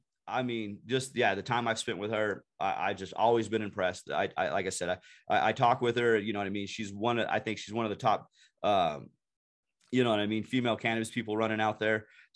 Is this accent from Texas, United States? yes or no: yes; Andrews, Texas, United States; also born or lived in Carlsbad, New Mexico; now in New Mexico, United States; I was born in Andrews, Texas, and, you know, grew up in Andrews, Texas, and then moved to Carlsbad, New Mexico later on in my life.